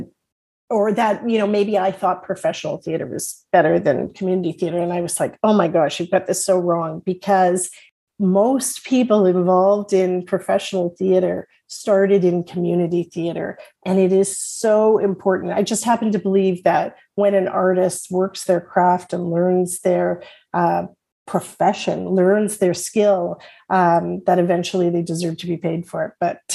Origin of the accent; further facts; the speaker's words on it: Toronto, Ontario, Canada; when I was a young girl growing up in Willowdale